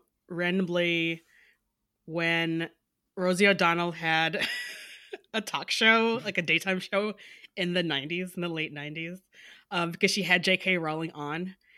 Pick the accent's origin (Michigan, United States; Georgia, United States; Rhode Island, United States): Michigan, United States; Detroit; Well, I am from Detroit, and which is part of my username